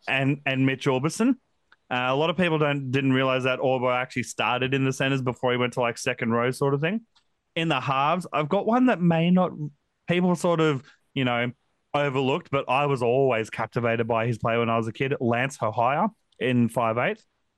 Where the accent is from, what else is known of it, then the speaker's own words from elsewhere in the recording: Queensland, Australia; as a Queenslander myself